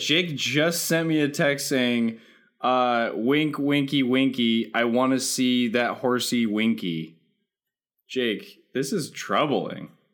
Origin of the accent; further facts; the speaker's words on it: California, United States; I was in fact born in California